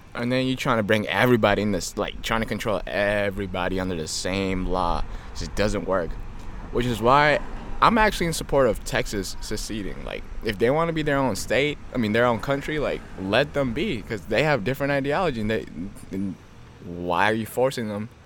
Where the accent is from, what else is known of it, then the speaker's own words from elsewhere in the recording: Ethiopia; also born or lived in Kenya; now in United States; I came from Ethiopia. I, I was raised there and I came here